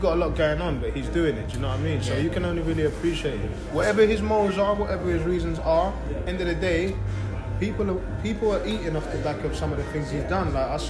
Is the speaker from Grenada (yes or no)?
yes; Grenada; Bro, I'm from Grenada, bro.